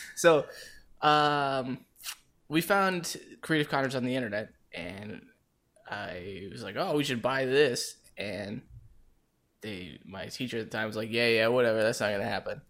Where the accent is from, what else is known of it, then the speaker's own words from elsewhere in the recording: Las Vegas, Nevada, United States; moved away as an adult; also born or lived in Saint Louis; I was born and raised in Las Vegas.